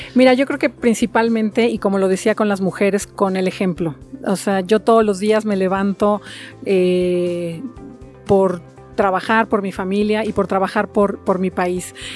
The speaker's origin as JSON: {"language": "Spanish", "country": "Mexico", "said": "yo en lo personal soy una mexicana de hueso colorado"}